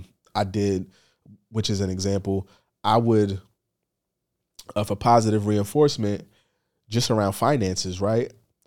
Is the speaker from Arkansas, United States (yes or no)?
no; Bronx, New York, United States; Just growing up in the Bronx, but just being a sneakerhead was a vibe